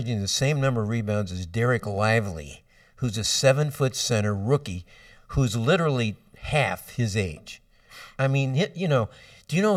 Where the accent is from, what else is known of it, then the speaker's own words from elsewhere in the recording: St. Louis, Missouri, United States; I'm from St. Louis